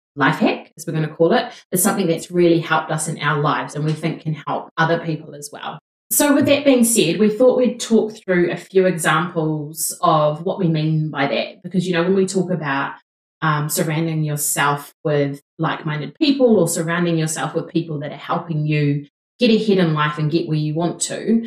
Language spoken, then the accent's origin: English; New Zealand; We're two Kiwi girls